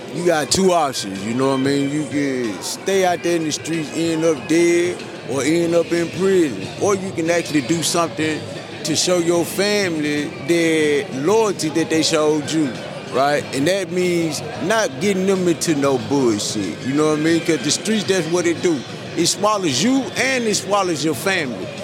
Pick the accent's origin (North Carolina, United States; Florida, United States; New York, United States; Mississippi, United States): Mississippi, United States; Grenada; I'm from Grenada, Mississippi